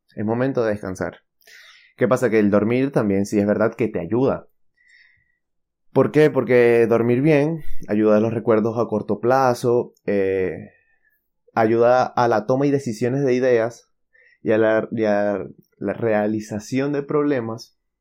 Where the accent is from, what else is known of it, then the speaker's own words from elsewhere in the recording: Venezuela; moved away; soy de Venezuela